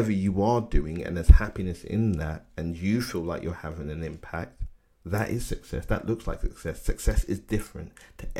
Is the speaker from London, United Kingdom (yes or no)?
yes; London, United Kingdom; I grew up in Bermondsey, and around that time it was really rough